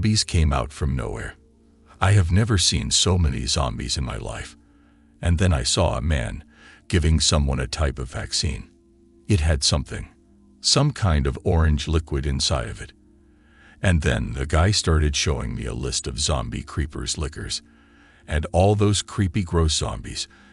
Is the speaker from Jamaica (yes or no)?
yes; Jamaica; I am a Jamaican